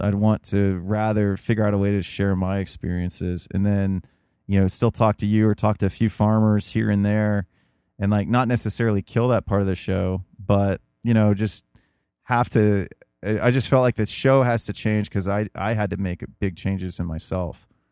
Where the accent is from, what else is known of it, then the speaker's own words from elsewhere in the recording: United States; as an American